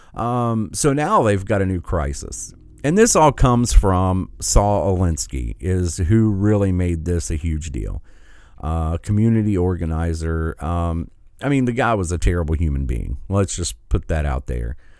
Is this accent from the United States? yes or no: yes; Michigan, United States; my home state